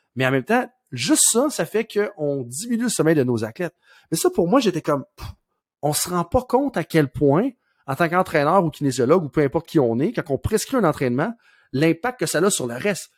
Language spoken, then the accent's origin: French; Saint-Georges, Quebec, Canada; ma ville natale de Saint-Georges-de-Beauce